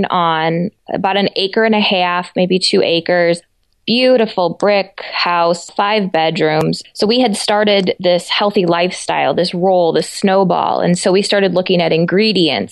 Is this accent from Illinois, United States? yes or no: yes; Chicago, Illinois, United States; moved away as an adult; also born or lived in Europe; now in Southwest Michigan, United States; I grew up in the Chicago suburbs